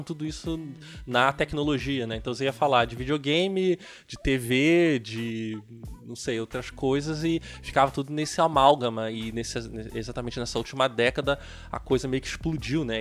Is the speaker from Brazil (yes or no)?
yes; Nilópolis, Rio de Janeiro, Brazil; eu sou do Rio de Janeiro, né? Então eu morei, eu morava em Nilópolis